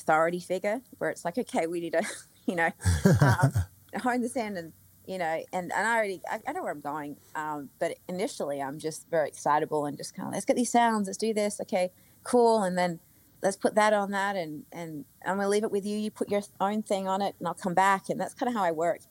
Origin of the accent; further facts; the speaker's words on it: Australia; I'm Australian. I'm brought up in a way where, like, you know, everything is just like, I don't know, my family, like, just working class kind of thing